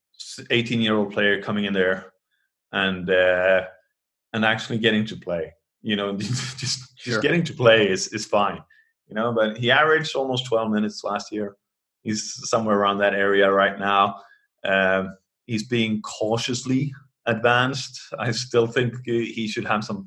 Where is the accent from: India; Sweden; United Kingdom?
Sweden; I'm from Sweden. I grew up in the 80s